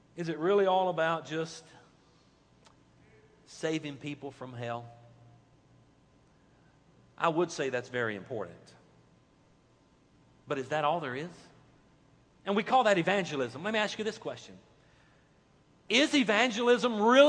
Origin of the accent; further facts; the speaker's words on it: United States; we American Christian believers